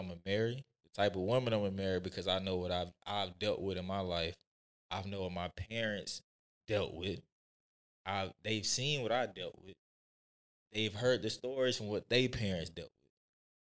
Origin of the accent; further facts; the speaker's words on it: the South, United States; I'm from the South.